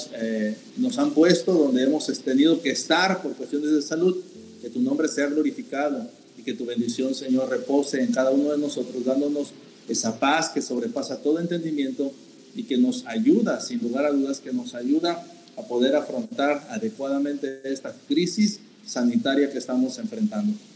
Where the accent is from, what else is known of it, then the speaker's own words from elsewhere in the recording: Mexico; nosotros como mexicanos